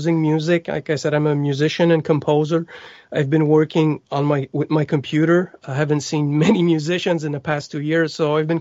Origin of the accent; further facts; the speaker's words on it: Montreal, Quebec, Canada; first language French; English is a second language; I was born in Montreal, Quebec, and French is my first language.